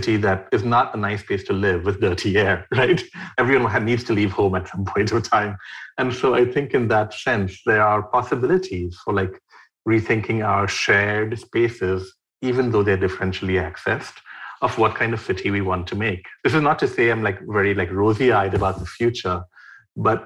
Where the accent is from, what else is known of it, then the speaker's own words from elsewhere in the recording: Mumbai, Maharashtra, India; I grew up in Mumbai in a building that's 11 floors since 1975.